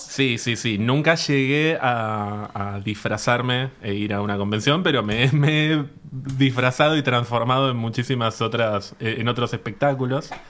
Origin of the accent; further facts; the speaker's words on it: San Miguel, Buenos Aires Province, Argentina; yo soy de San Miguel